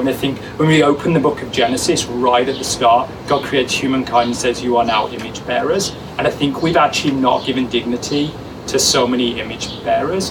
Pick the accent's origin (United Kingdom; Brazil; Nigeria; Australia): United Kingdom; England; now in Hamilton, Canada; me as an English person